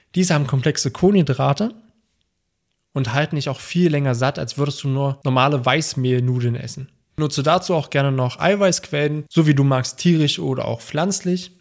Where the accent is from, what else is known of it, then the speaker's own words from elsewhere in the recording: Germany; bei uns in Deutschland